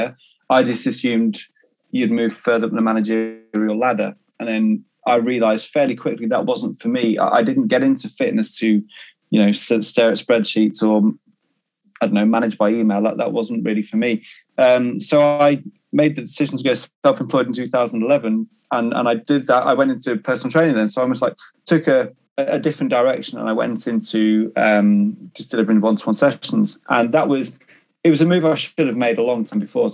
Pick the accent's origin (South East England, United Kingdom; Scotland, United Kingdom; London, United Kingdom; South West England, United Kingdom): South West England, United Kingdom; Cornwall; moved away as an adult; also born or lived in Liverpool / Swansea; now in Greater Manchester, United Kingdom; I was born in Liverpool, grew up in Cornwall, with a small hiatus when I went to university in Swansea